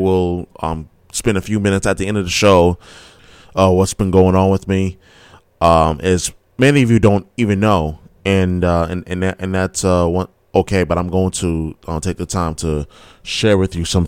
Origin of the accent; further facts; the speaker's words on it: New York City, New York, United States; now in Boston, United States; I'm from New York City, born and raised. I live in Boston now